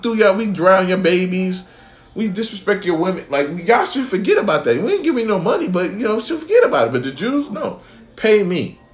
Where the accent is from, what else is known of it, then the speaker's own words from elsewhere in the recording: New York, United States; now in Atlanta, United States; I grew up in New York, East New York